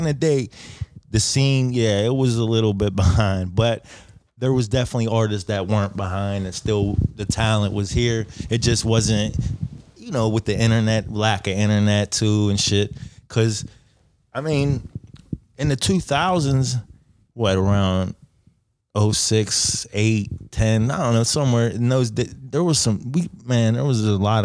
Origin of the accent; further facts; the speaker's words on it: Bellevue, Pennsylvania, United States; also born or lived in Oakland, Pittsburgh; I grew up in Bellevue